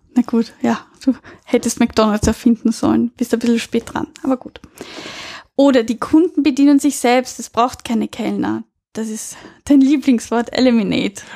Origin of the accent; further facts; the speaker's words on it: Austria; bei uns in Österreich